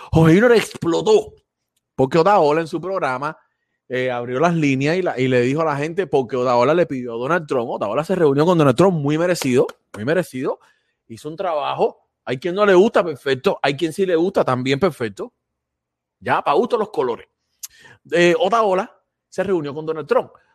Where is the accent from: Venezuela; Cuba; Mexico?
Cuba; now in Florida, United States; siempre somos cubanos